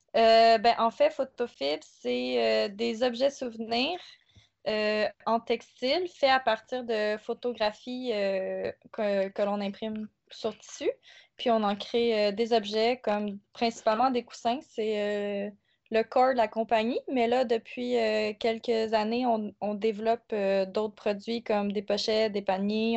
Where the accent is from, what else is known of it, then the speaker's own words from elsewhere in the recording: South Shore, Quebec, Canada; moved away as an adult; now in Montreal, Canada; Originairement, je suis de la rive sud